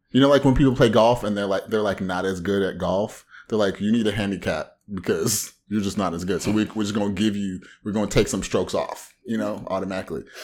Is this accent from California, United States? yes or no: yes; Orange County, Southern California, United States; I'm an asexual novelist, researcher, and bona fide comic book fanatic from the whitest part of Southern California.